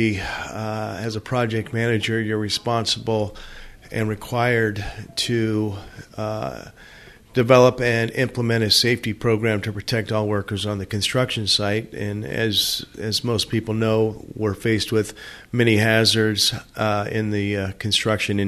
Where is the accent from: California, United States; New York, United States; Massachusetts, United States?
California, United States; Southern; moved away as an adult; also born or lived in Arizona / Colorado; I was born and raised in Southern California